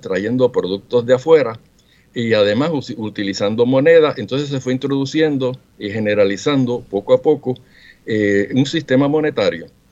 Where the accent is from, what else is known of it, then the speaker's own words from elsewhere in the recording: Mayagüez, Puerto Rico; mi ciudad natal de Mayagüez